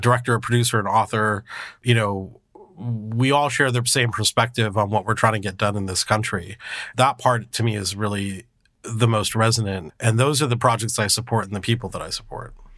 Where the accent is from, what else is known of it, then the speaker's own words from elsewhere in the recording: California, United States; I grew up in multiracial California